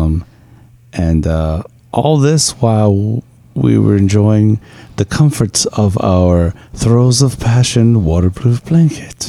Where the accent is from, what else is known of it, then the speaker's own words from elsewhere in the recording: New York, United States; I'm a New Yorker